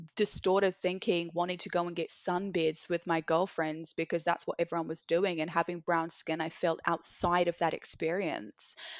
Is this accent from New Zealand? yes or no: yes; Christchurch, Canterbury, New Zealand; moved away as an adult; also born or lived in Sydney, Australia; now in London, United Kingdom; growing up in Christchurch, you know, my sister and I grew up in an all white family